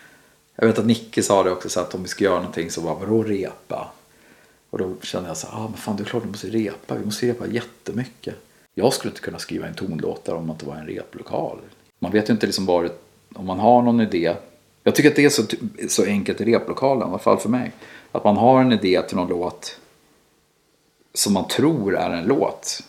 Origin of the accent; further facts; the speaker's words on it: Sweden; som svensk också. Mm. Vi, man är uppväxt med det här